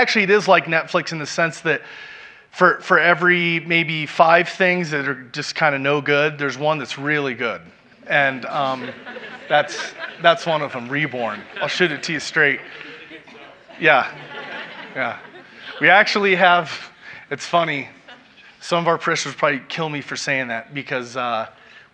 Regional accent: Kansas City, Missouri, United States; moved away; I grew up in Kansas City, Missouri

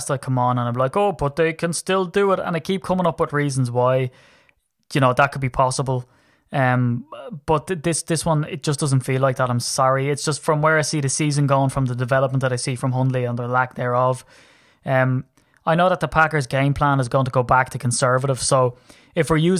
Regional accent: Ireland; I'm Irish.

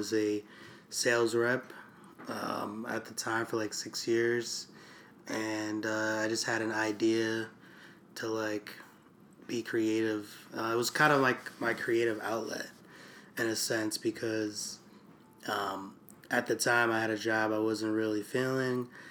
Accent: Poughkeepsie, New York, United States; moved away as an adult; now in New York City, United States; I grew up in Poughkeepsie, New York

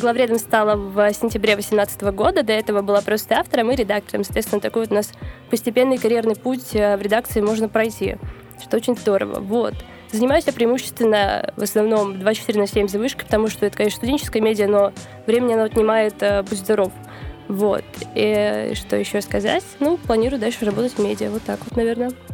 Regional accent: Novosibirsk, Novosibirsk Oblast, Russia; moved away; в моем родном городе Новосибирске

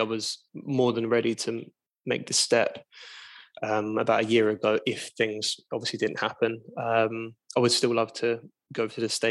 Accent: England, United Kingdom; I'm English

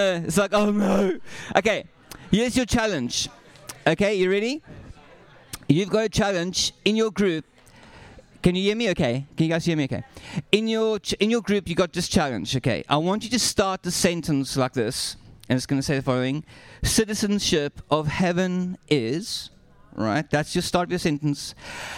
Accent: South Africa; I'm South African.

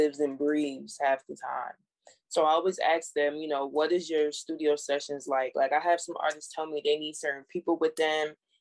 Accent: Jamaica; I'm Jamaican

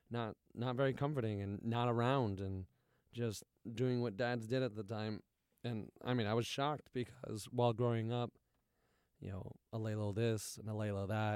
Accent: Rhode Island, United States; growing up in Rhode Island with accents

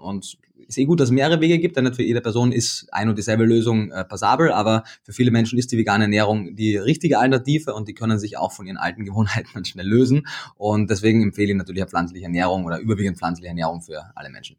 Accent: Austria; moved away as an adult; now in Berlin, Germany; bin ich gebürtiger Österreicher

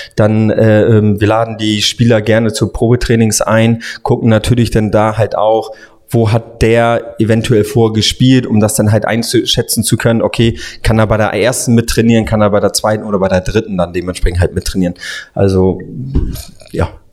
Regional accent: Hamburg, Germany; Ich bin Hamburger Jung sozusagen dann halt, bin ähm, habe die Jugend bei bei den Vereinen St. Pauli HSV unter anderem gespielt

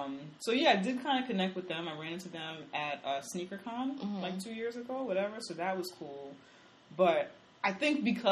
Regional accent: New York, United States; and I'm from New York, and I mean I'm sure there are men. I've went to school down south

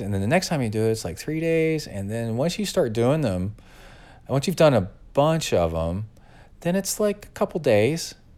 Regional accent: Texas, United States; growing up in Texas

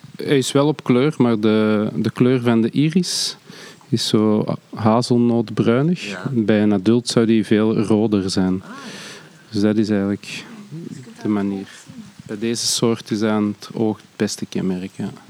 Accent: Antwerp, Flanders, Belgium; ik ben van Antwerpen

